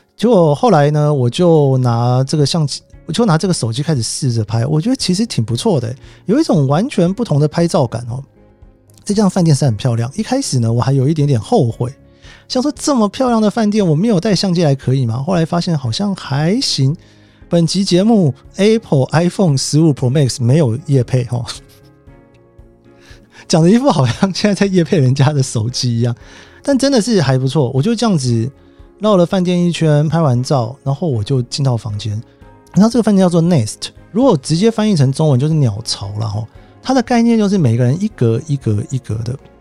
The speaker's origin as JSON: {"language": "Chinese", "region": "Taipei", "country": "Taiwan", "tie": "born or raised there", "also_born_or_lived": "Japan / United States", "moved": "as an adult", "said": "我台北人嘛，那家里面比较忙，常常就是一个人在家里面，然后自己去图书馆啊什么的"}